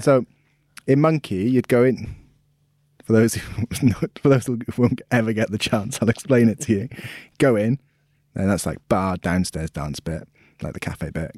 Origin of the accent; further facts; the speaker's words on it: Swansea, Wales, United Kingdom; My village, the village I'm from, Wormford.